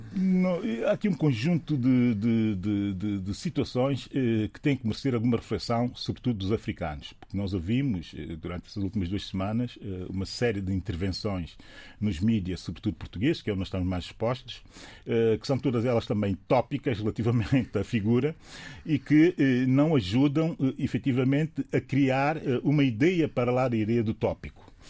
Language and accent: Portuguese; São Tomé & Príncipe; eu, que sou São Tomense